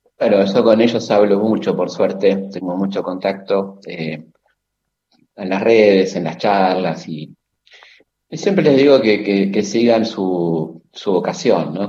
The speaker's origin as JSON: {"language": "Spanish", "country": "Argentina", "said": "como tantos argentinos, en el caso en la escuela secundaria"}